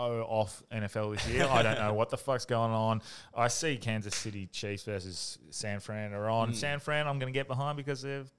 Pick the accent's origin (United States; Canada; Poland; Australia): Australia; Like Australians are the worst.